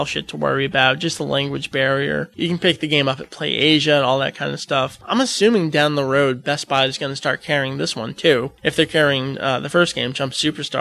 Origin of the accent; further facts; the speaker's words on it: United States; I'm American